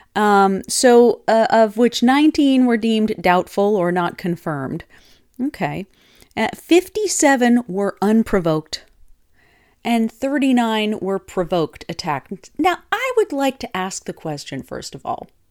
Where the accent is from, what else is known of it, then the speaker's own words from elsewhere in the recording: Minnesota, United States; my youth, my ute growing up in Minnesota